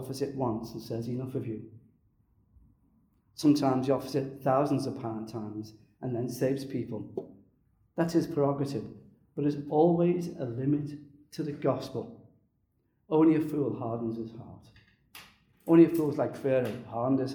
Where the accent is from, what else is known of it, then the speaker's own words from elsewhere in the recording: Liverpool, North West England, United Kingdom; I was brought up in Liverpool